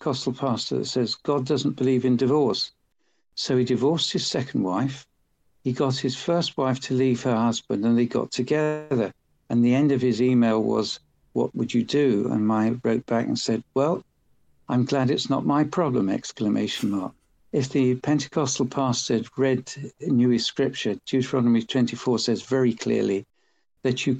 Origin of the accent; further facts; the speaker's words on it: England, United Kingdom; moved away as an adult; also born or lived in Switzerland; I being English